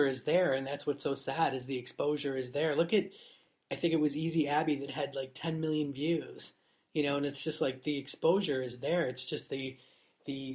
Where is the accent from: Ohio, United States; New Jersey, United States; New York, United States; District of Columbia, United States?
New York, United States; Niagara Falls; moved away as an adult; now in United Kingdom; I grew up in Niagara Falls. So. On the New York side.